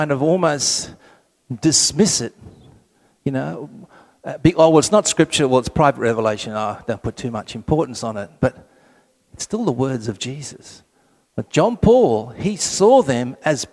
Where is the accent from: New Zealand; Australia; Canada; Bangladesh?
Australia; Sydney, New South Wales; I'm from Sydney